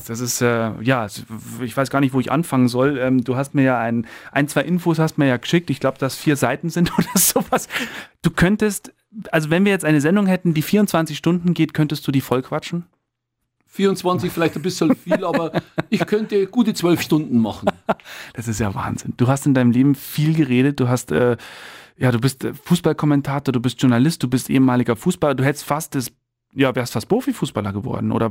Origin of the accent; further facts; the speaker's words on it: Rosenheim, Bavaria, Germany; also born or lived in Middle Franconia; Ich bin gebürtiger Mittelfranke, war da aber nur fünf Jahre.